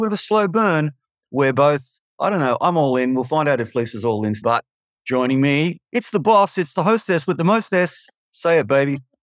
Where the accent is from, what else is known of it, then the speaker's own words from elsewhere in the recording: Melbourne, Victoria, Australia; I'm just a schmuck from Melbourne